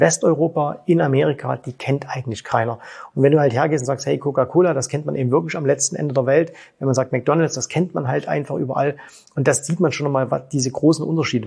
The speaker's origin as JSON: {"language": "German", "country": "Germany", "moved": "yes", "lives_now": "Dubai, United Arab Emirates"}